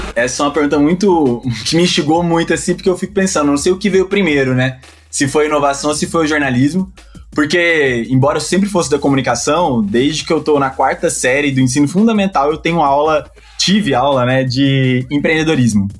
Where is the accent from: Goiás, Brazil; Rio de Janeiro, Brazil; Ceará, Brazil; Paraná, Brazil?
Goiás, Brazil; Goiânia; moved away as an adult; also born or lived in Espírito Santo / Minas Gerais; Eu sou de Goiânia